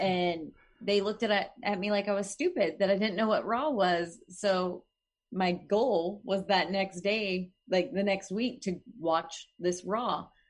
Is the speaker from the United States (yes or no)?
yes; Oklahoma, United States; moved away; I'm from Oklahoma, so this is gonna be, like, my home state